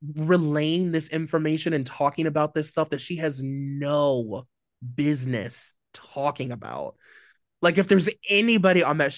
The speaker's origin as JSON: {"language": "English", "country": "Nigeria", "said": "we're both Nigerian, like, we have so much in common, our families literally know each other"}